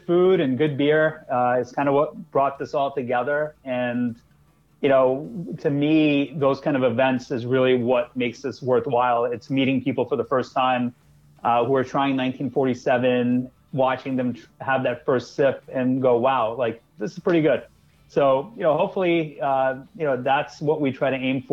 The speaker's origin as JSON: {"language": "English", "town": "New York City", "region": "New York", "country": "United States", "tie": "born or raised there", "moved": "as an adult", "lives_now": "New Jersey, United States", "said": "I am a born and raised New Yorker. I grew up in Queens."}